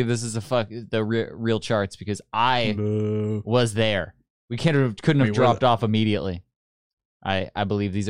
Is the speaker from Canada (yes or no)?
yes; Canada; we're Canadian